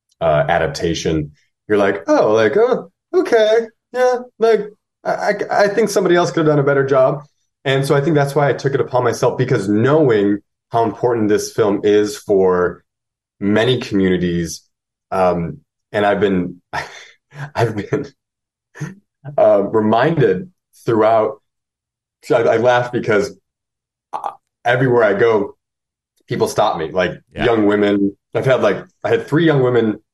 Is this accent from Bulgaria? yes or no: no; United States